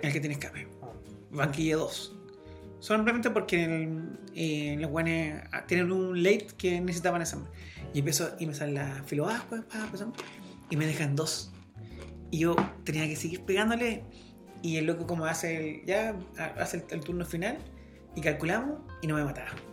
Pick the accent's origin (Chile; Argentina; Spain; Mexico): Chile; La Serena, Coquimbo; somos de Serena y no somos de Santiago